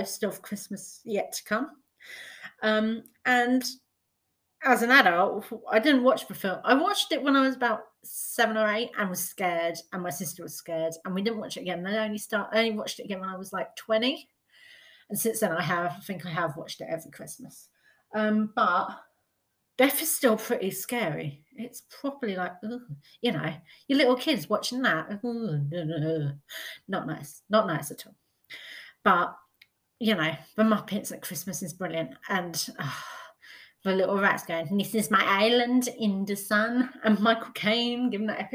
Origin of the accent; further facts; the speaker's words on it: United Kingdom; As a British person